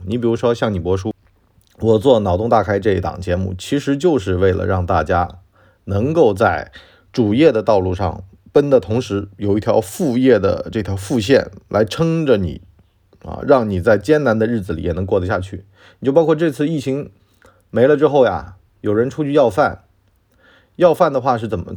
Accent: China; 这就是我们中国人相信的这种说法啊

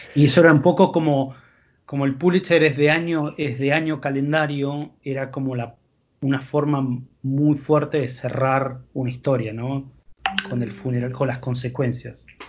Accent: Argentina; moved away; yo no soy de Buenos Aires, soy del interior

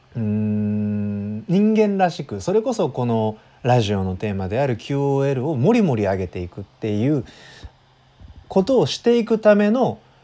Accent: Wakayama, Japan; now in Kanagawa, Japan; 関西の実家の方に戻ってきています。で僕の実家のね和歌山県には1週間滞在して

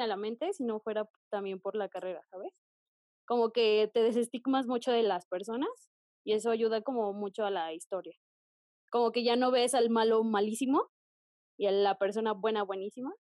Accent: Texcoco, State of Mexico, Mexico; yo que soy del Estado de México, específicamente de Texcoco

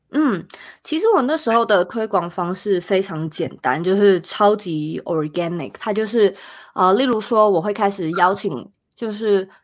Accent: Taiwan; moved away as an adult; now in United States; 那时候住在台湾，我是台湾人

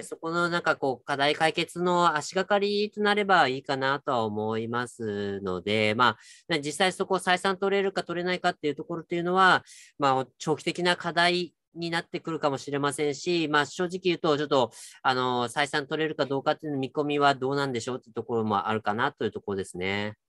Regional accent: Kyushu, Japan; moved away; ちょっと私の地元でもあるんですけど、 JR 九州の日田彦山線というところが

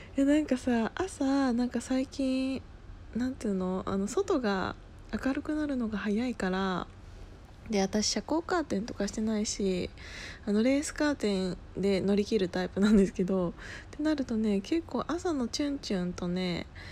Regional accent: Gunma, Japan; moved away as an adult; also born or lived in Osaka; その群馬県出身って言ってるじゃないですか

